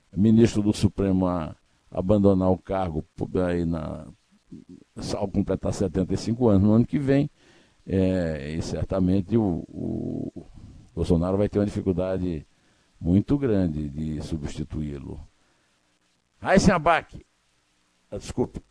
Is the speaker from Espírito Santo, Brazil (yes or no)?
no; Uiraúna, Paraíba, Brazil; pertinho de Uiraúna, onde eu nasci